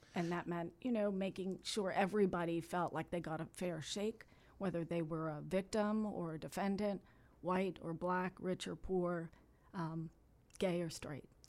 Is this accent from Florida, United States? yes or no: yes; Miami, Florida, United States; born and raised in Miami. I was born at Jackson Memorial Hospital. I grew up a couple blocks from the Flagler dog track.